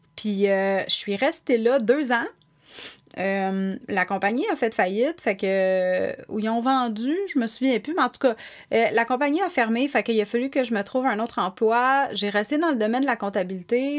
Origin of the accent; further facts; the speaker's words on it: Sainte-Thérèse, Quebec, Canada; also born or lived in Montreal / Blainville / Laval; Je suis née à Montréal, dans le quartier Saint-Henri